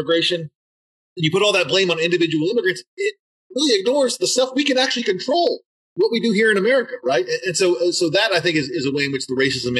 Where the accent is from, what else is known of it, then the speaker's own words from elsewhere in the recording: Nashville, Tennessee, United States; I'm a Southern too. I grew up in Nashville